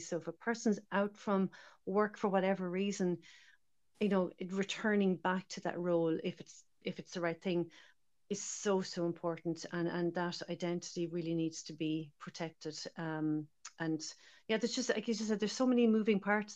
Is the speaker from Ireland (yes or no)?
yes; Ireland; also born or lived in Dublin; now in Galway, Ireland; as irish people